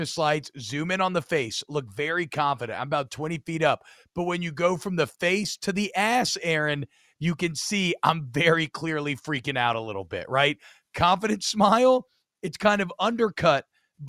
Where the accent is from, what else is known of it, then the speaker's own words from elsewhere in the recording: Georgia, United States; I grew up in Georgia.